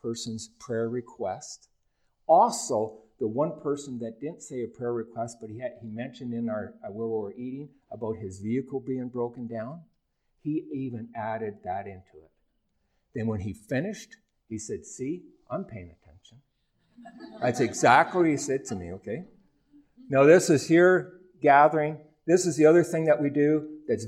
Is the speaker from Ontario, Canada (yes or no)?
yes; Ontario, Canada; moved away; my hometown last year in Ontario